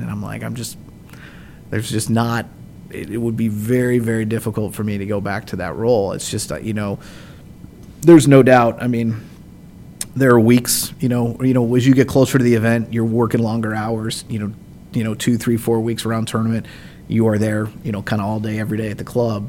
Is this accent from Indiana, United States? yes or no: yes; South Bend, Indiana, United States; I grew up outside of the South Bend area, and then uh, my family and I moved to Northwest Indiana right before high school